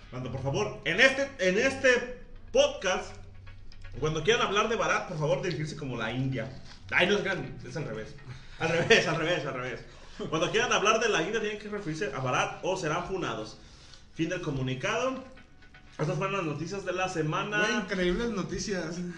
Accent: Mexico; Ah yo soy mexicano.

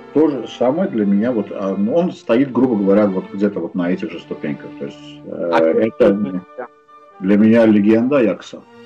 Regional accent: Baku, Azerbaijan; я из Баку

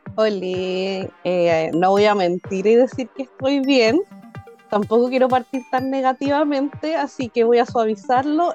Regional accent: Chile; soy chilena

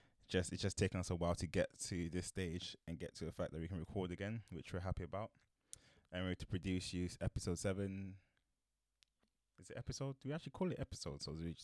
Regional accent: London, United Kingdom; also born or lived in Aachen, Germany / Ghana; Made in Germany, but raised in Woolwich.

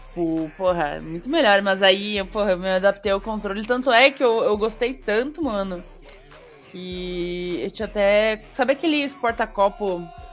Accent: southern Brazil, Brazil; Eu sou sulista

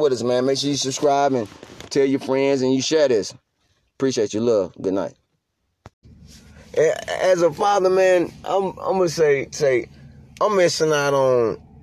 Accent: North Carolina, United States; I'm from North Carolina

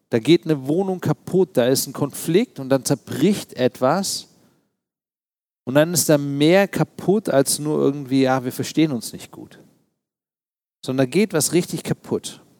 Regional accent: East Germany, Germany; Als Ostdeutscher musste man damals Witze reißen, auch über die Mauer und solche Dinge.

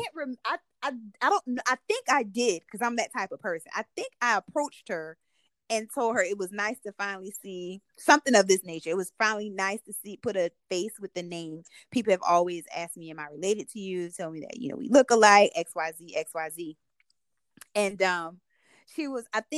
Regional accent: Salters, South Carolina, United States; also born or lived in Greeleyville, South Carolina; I grew up in Salter, South Carolina.

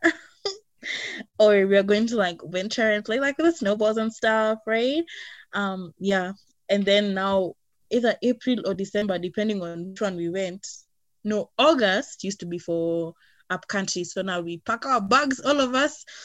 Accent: Nairobi, Kenya; I was born and raised in Nairobi

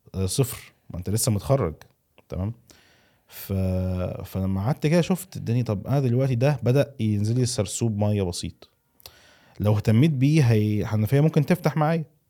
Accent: Egypt; moved away; also born or lived in Saudi Arabia; انا اتولدت في مصر وعشت في السعوديه ورجعت تاني مصر

